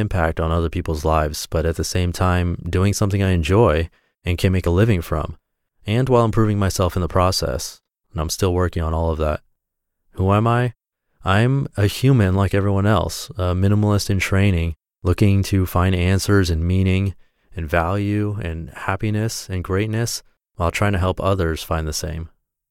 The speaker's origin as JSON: {"language": "English", "region": "Wellington", "country": "New Zealand", "tie": "born there", "said": "I was born in Wellington, New Zealand."}